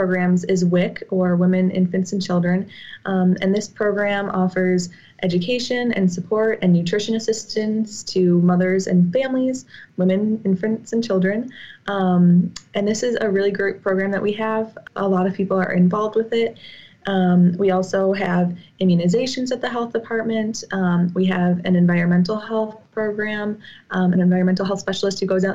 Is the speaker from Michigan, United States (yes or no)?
no; New Glarus, Wisconsin, United States; also born or lived in Whitewater, Wisconsin; I'm originally from New Glarus, Wisconsin